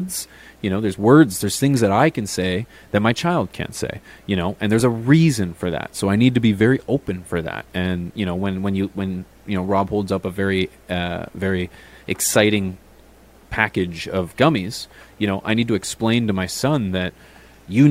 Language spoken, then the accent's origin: English; Canada; As Canadian, you can only smoke outside for 5 months of the year